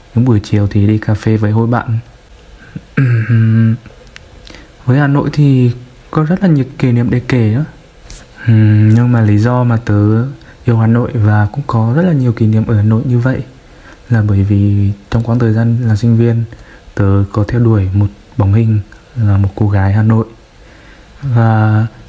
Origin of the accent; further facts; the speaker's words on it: Vinh, Nghệ An, Vietnam; Mình sinh ra và lớn lên ở thành phố Vinh, Nghệ